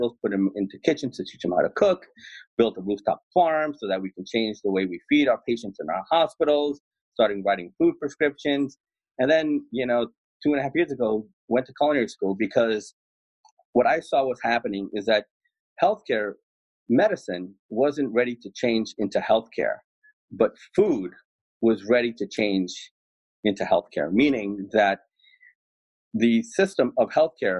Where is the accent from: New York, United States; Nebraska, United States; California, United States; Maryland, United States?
New York, United States; New York City; I was born in Jackson Heights in New York City, a very ethnically, culturally, racially, linguistically diverse community